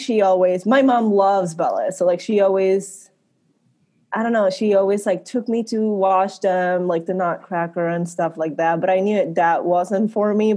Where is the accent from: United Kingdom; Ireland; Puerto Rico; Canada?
Puerto Rico; I grew up in Puerto Rico.